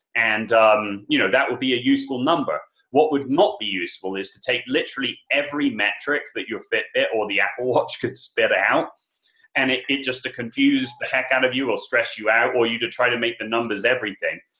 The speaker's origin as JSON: {"language": "English", "region": "England", "country": "United Kingdom", "said": "I'm English"}